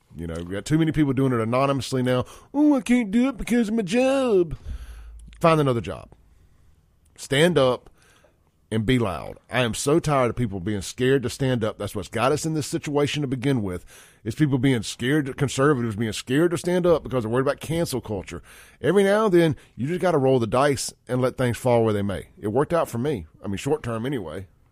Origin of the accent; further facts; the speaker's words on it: Jackson, Mississippi, United States; also born or lived in Rankin County, Mississippi; Jackson is still where I grew up. It's my hometown